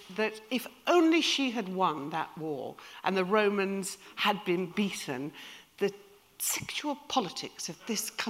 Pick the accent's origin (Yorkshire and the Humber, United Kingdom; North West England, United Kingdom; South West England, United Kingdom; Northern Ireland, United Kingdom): Yorkshire and the Humber, United Kingdom; We're from Yorkshire